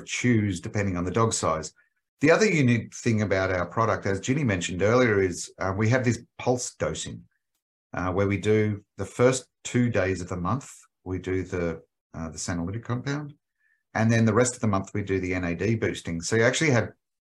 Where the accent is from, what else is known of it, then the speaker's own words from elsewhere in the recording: Australia; accent: Australian; moved away as an adult; now in United States; As you can tell, my accent is Australian